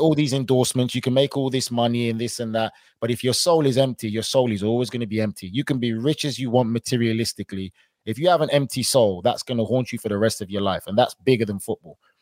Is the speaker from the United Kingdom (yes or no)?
yes; England, United Kingdom; I was born and raised in England